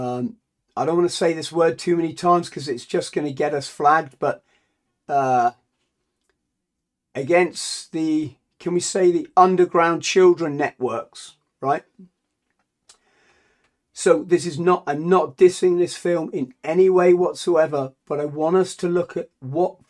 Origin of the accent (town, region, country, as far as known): England, United Kingdom